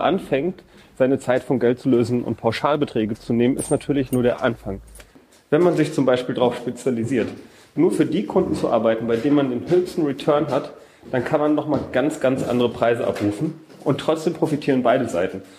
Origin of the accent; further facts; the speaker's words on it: a village near Cologne, North Rhine-Westphalia, Germany; ich bin auch im Dorf groß geworden